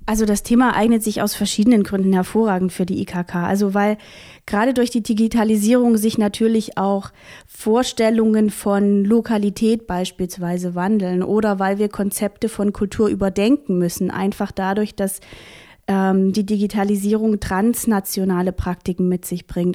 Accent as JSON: {"language": "German", "area": "Vogtland", "region": "Saxony", "country": "Germany", "also_born_or_lived": "Halle", "lives_now": "Chemnitz, Germany", "said": "Ursprünglich bin ich Vogtländerin, also ich komme aus Sachsen"}